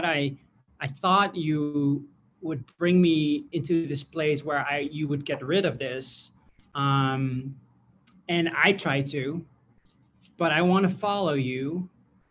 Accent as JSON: {"language": "English", "country": "Netherlands", "tie": "born or raised there", "said": "I grew up in the Netherlands"}